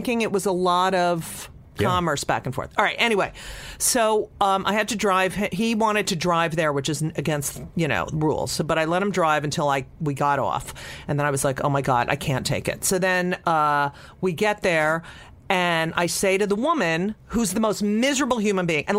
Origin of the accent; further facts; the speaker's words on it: New York City, New York, United States; I'm like, yeah, we're from New York City and miserable, like miserable, has not been touched.